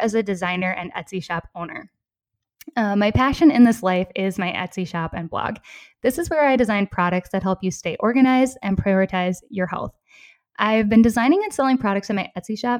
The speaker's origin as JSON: {"language": "English", "region": "southeastern Minnesota", "country": "United States", "tie": "born or raised there", "also_born_or_lived": "Decorah, Iowa / Madison, Wisconsin", "accent": "Minnesota", "moved": "as an adult", "lives_now": "Copenhagen, Denmark", "said": "I grew up in a small rural town in southeastern Minnesota."}